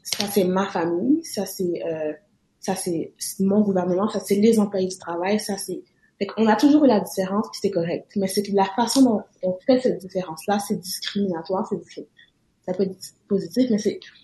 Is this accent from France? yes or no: no; Quebec, Canada; en tant que Québécois